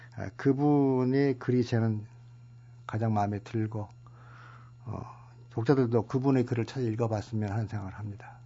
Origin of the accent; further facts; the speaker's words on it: Suncheon, South Jeolla, South Korea; 제가 태어난 순천